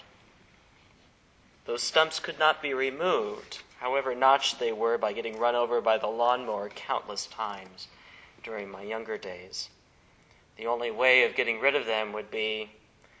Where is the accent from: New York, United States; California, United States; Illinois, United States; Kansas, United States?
Kansas, United States; South Central; when I was growing up in South Central Kansas